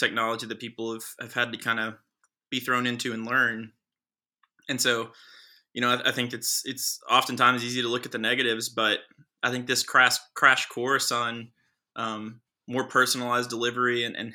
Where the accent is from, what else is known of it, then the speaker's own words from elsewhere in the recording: Johnson County, Kentucky, United States; I'm from Johnson County. I went to Johnson Central High School